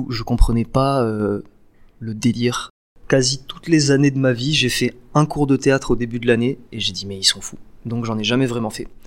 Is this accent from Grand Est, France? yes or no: no; Nice, Provence-Alpes-Côte d'Azur, France; Ouais, j'ai grandi à la Nice. Côte d'Azur.